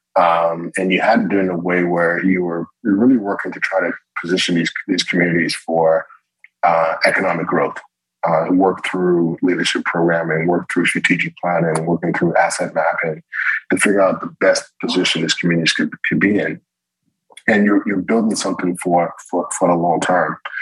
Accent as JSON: {"language": "English", "town": "Morristown", "region": "New Jersey", "country": "United States", "tie": "born or raised there", "said": "I was born in Morristown, New Jersey"}